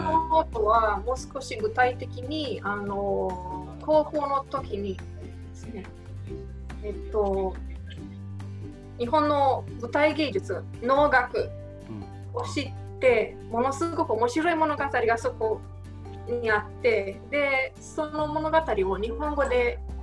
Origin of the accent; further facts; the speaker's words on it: Romania; Japanese is a second language; moved away as an adult; now in Japan; 出身はあのルーマニアという国ですね